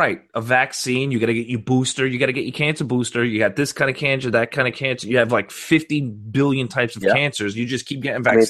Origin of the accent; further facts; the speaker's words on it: Florida, United States; You can't tell from my accent. Obviously, I'm from Florida.